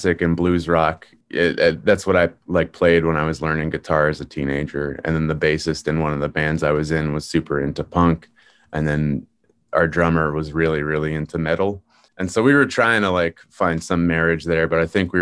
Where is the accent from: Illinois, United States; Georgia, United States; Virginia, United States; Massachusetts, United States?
Massachusetts, United States; South Shore; also born or lived in Boston / Allston / Brookline; now in Cambridge, United States; So I grew up on the South Shore, but then I came to Boston for college and I live in Cambridge now.